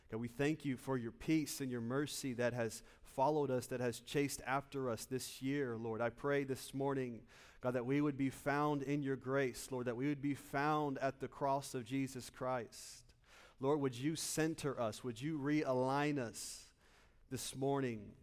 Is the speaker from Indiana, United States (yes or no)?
yes; Muncie, Indiana, United States; moved away as an adult; now in Lakeland, United States; I'm originally from Muncie, Indiana.